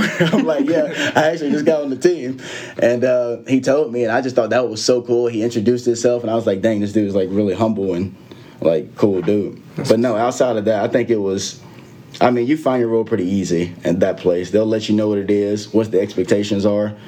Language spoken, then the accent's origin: English; a couple hours from Atlanta, Georgia, United States; back in atlanta georgia obviously a couple hours from my hometown